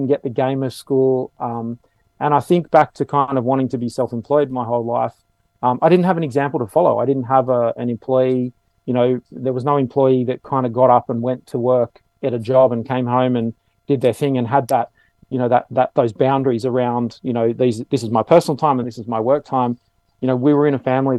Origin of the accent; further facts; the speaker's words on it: Sydney, New South Wales, Australia; I grew up in the outskirts of Sydney, the southern outskirts, and then the northern outskirts of Sydney